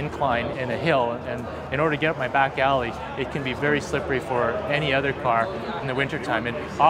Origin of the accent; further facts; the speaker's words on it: Calgary, Alberta, Canada; I'm a Tesla Roadster owner. I'm born and raised in Calgary, Alberta.